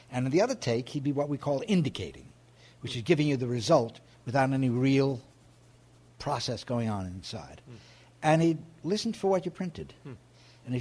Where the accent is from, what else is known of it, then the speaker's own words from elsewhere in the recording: New York, United States; I'm a New Yorker and I've spent my life here